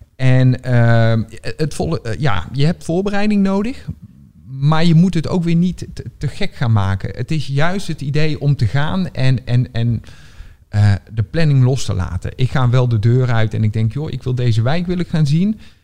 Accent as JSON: {"language": "Dutch", "region": "North Brabant", "country": "Netherlands", "moved": "as an adult", "lives_now": "Rotterdam, Netherlands", "said": "ik ben geen Rotterdammer. Eh, ik, ik kom uit Brabant oorspronkelijk. Ik woon hier bijna tien jaar."}